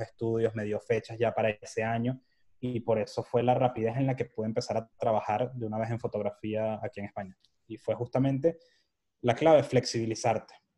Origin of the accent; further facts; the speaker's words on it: Venezuela; moved away as an adult; now in Madrid, Spain; soy de Venezuela, mi papá nació en Cádiz